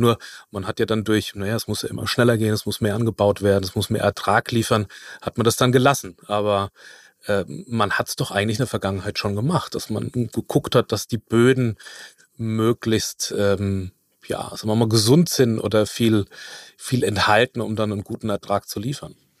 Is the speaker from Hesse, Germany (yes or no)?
yes; near Frankfurt, Hesse, Germany; also da wo ich herkomme, das ist bei Frankfurt.